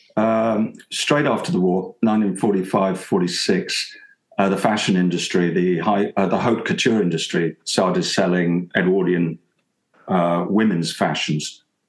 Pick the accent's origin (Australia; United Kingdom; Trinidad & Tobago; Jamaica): United Kingdom; Portsmouth, South East England; now in London, United Kingdom; I'm from Portsmouth